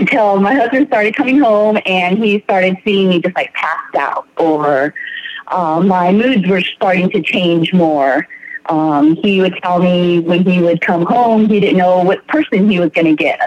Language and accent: English; San Diego, California, United States; I am from San Diego, California.